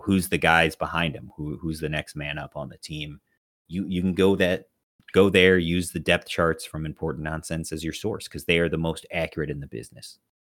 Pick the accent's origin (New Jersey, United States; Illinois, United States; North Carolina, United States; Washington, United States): Illinois, United States; Chicago; now in Texas, United States; We grew up in Chicago.